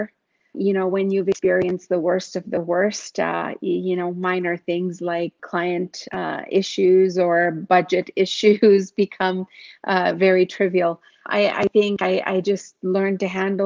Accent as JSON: {"language": "English", "country": "Yemen", "tie": "born or raised there", "also_born_or_lived": "Uganda", "moved": "as an adult", "lives_now": "Canada", "said": "And I grew up in Yemen. I was born in Uganda"}